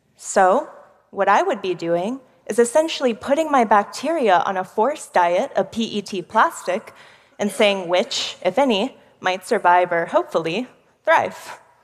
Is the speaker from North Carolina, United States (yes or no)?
no; Houston, Texas, United States; I'm from one of the most polluted cities in America Houston, Texas